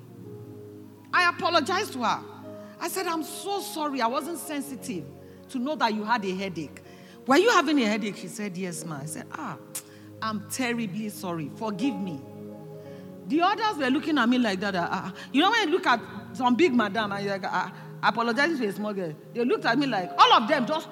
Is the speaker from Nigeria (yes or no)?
yes; Nigeria; So even Nigerians, as small as our land masses, we are larger in number than Russia